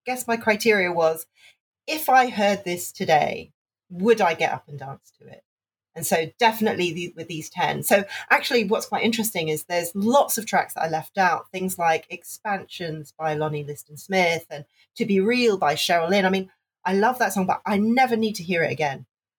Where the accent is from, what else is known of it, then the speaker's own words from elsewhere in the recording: Hong Kong; Okay, so I grew up in Hong Kong. And at that time in the 90s, Hong Kong was still a British colony.